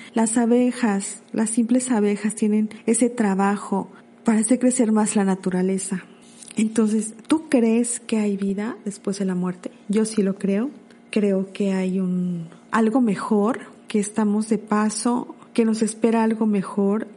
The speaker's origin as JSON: {"language": "Spanish", "region": "Puebla", "country": "Mexico", "said": "de mi México, de Puebla, porque yo soy de Puebla"}